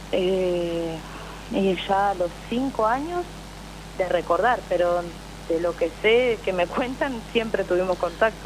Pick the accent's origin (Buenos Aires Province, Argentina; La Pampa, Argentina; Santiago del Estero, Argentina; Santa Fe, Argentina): Buenos Aires Province, Argentina; Mar del Plata; soy de Mar del Plata